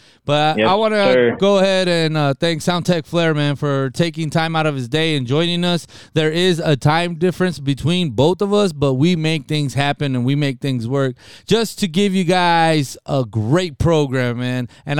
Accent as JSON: {"language": "English", "town": "Nogales", "region": "Arizona", "country": "United States", "tie": "born or raised there", "also_born_or_lived": "Rio Rico", "said": "Big shout outs to the city of Nogales, to my hometown"}